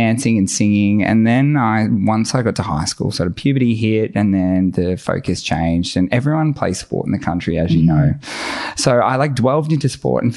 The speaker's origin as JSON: {"language": "English", "town": "Moe", "region": "Victoria", "country": "Australia", "tie": "born or raised there", "moved": "as an adult", "said": "Born and bred in Mowi, I lived there for 18 years of my life."}